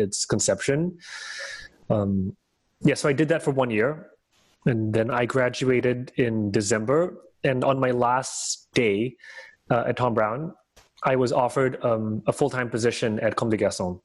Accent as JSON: {"language": "English", "country": "Singapore", "tie": "born or raised there", "also_born_or_lived": "Hong Kong / New York", "moved": "as an adult", "said": "as a boy of 18 growing up in Singapore"}